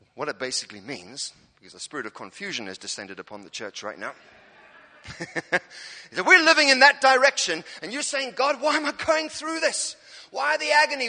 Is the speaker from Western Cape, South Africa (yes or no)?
yes; Cape Town, Western Cape, South Africa; now in Norwich, United Kingdom; I'm an African. I'm from South Africa, Cape Town.